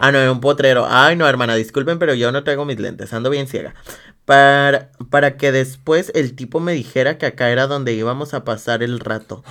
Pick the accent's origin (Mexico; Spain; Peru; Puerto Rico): Mexico; Guadalajara, Jalisco; yo soy de Guadalajara.